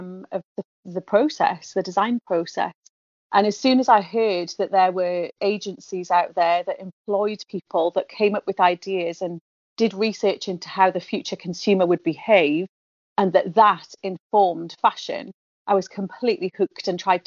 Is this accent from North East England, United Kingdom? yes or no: yes; the Northeast, North East England, United Kingdom; I'm from the Northeast. I went and worked elsewhere in the world and came back to the Northeast